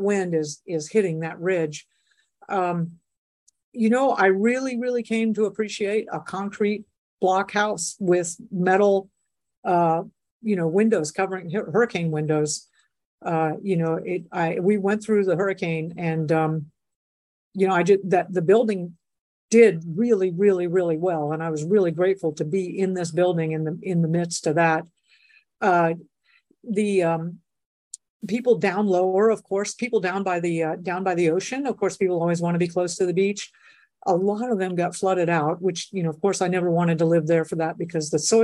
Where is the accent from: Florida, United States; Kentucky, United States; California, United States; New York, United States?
Florida, United States; South; also born or lived in Colorado / Texas; now in Puerto Rico; I grew up in South Florida, so I'm like really comfortable with hurricanes